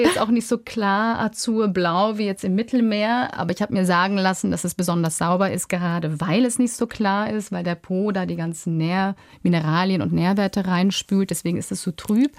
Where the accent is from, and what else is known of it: Germany